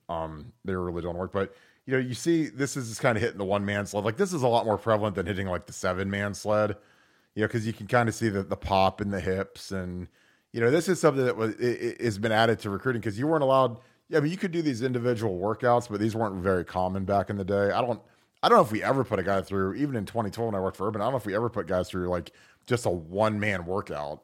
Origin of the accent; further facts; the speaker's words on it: Canton, Ohio, United States; I'm from Canton